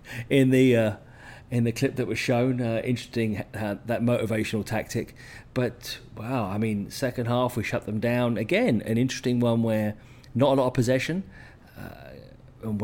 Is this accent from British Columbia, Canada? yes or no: yes; Vancouver, British Columbia, Canada; my hometown in Vancouver